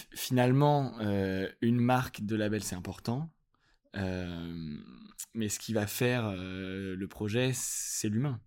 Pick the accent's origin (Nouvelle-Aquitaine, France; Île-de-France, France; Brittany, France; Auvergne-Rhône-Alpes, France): Auvergne-Rhône-Alpes, France; Lyon; now in Paris, France; je suis, je viens de Lyon. J'habite à Paris